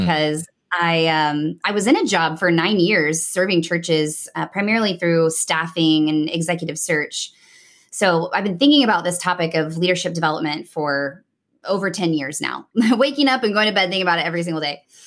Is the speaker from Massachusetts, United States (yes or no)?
no; Nashville, Tennessee, United States; moved away as an adult; also born or lived in New York City / Dallas, Texas; now in Houston, United States; I was born and raised in Nashville, Tennessee